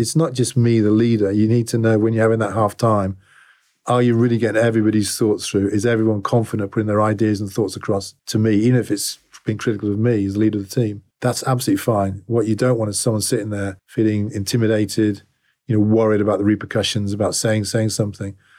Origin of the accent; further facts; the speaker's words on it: England, United Kingdom; also born or lived in Sydney, Australia; I'm English to a fault